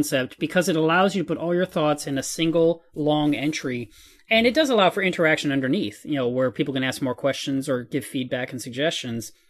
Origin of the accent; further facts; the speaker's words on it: Texas, United States; I'm from Texas